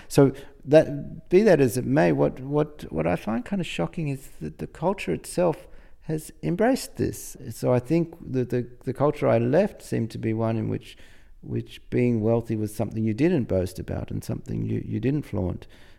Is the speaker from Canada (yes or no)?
no; Australia; I think this is an important aspect of being Australian. I guess it's not true that we don't have our own pretensions, but it feels like this anyway.